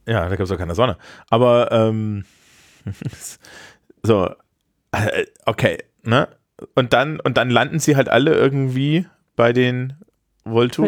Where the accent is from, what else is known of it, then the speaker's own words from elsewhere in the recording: Eisenach, Thuringia, Germany; aus meiner Heimatstadt Eisenach